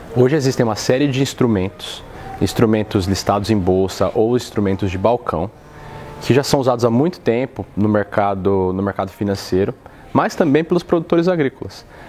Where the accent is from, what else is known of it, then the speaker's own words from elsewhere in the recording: Brazil; moved away as an adult; now in Chicago, United States; eu sou brasileiro, uh, vim para cá há alguns anos